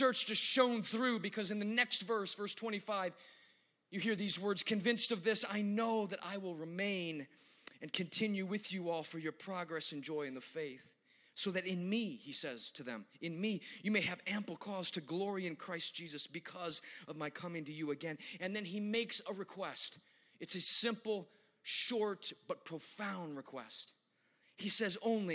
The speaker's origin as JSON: {"language": "English", "town": "Chicago", "region": "Illinois", "country": "United States", "tie": "born or raised there", "said": "when I was growing up in Chicago at our church"}